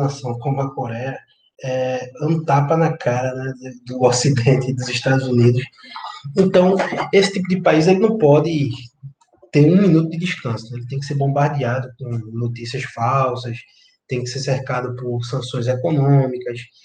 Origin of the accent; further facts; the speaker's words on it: Northeast Region, Brazil; de volta para minha terra